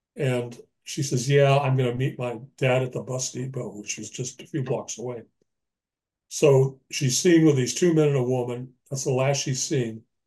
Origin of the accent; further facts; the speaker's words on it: Los Angeles, California, United States; moved away as an adult; now in Birch Bay, United States; I've just recently moved from Los Angeles, my hometown, up to uh, Birch Bay, Washington